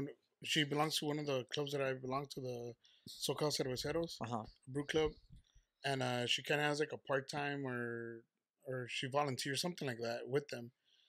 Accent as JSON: {"language": "English", "town": "Ciudad Guzmán", "region": "Jalisco", "country": "Mexico", "tie": "born or raised there", "also_born_or_lived": "Tamazula, Jalisco", "moved": "yes", "said": "Yeah, I was born in Ciudad Guzmán, but the town next to it, Tamazula, like that's where we're from."}